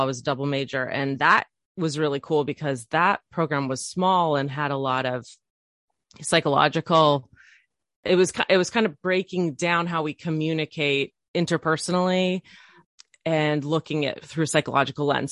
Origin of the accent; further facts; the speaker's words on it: island outside of Seattle, Washington, United States; also born or lived in Chicago suburb, Illinois; When I was ten, we moved across the country to this little island that I live on currently, which is outside of Seattle